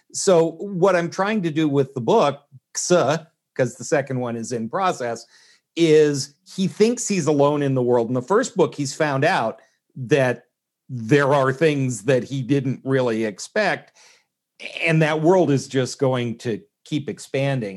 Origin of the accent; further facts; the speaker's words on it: Canada; moved away as an adult; now in United States; I was born in Canada, uh, have been stateside for about thirty years